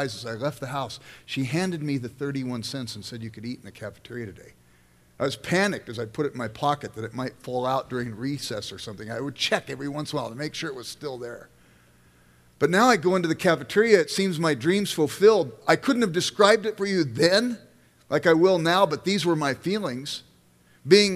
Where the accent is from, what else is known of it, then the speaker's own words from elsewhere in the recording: Los Angeles, California, United States; now in Midwest, United States; I grew up in South Central Los Angeles